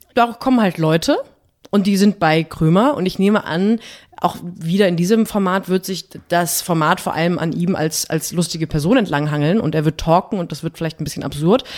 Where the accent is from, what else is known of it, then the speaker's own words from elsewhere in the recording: West Germany, Germany; Bin Westdeutsche bin ich auch